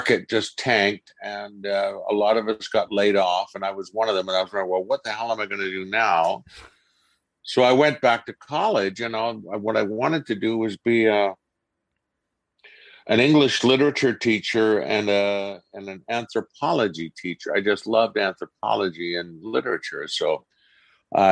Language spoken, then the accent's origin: English; Vancouver, British Columbia, Canada; also born or lived in United Kingdom / Ottawa / Los Angeles; I grew up here in Vancouver.